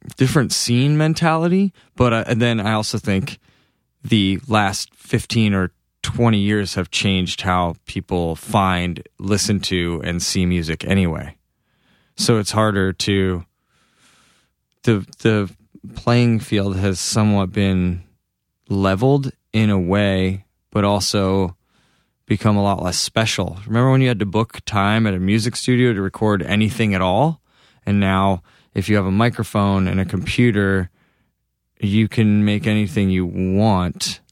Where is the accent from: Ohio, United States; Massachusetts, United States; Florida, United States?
Massachusetts, United States; moved away as an adult; now in Los Angeles, United States; just being back in Massachusetts, it feels like where I was made